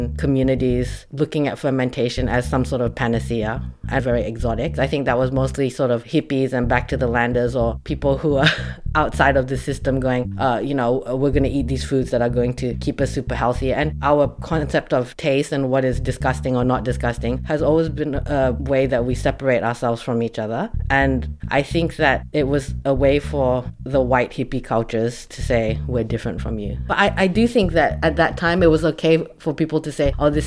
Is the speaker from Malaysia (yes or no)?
yes; Malaysia; now in Melbourne, Australia; I grew up in Malaysia and I'm Chinese Malaysian